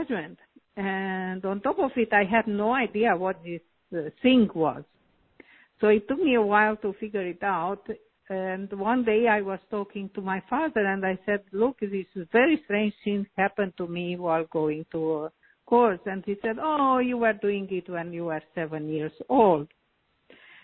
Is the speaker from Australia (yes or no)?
no; Transylvania, Romania; moved away as an adult; also born or lived in Canada / United States; I was born in Europe, namely in Romania, in a very famous part called Transylvania.